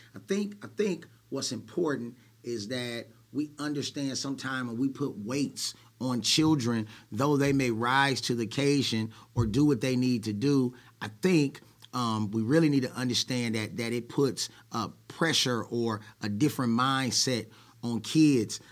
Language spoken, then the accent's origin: English; Oakland, California, United States; I was born in Oakland, California, to Herbert and Cheryl